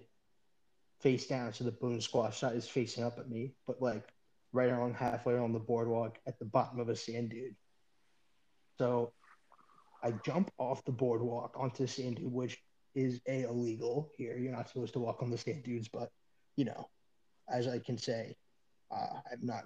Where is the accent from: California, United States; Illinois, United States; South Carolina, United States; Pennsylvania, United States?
Pennsylvania, United States; Philadelphia; moved away; I'm not going to say what town in Philadelphia I'm from